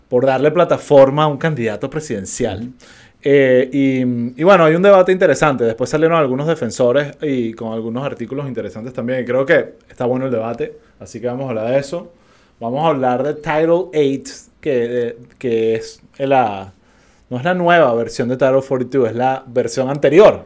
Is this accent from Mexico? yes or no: no; Venezuela; como venezolanos sabemos